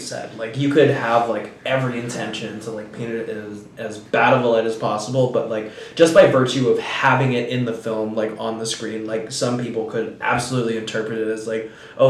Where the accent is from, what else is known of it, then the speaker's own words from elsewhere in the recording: California, United States; Growing up in California, like you definitely see that, you know.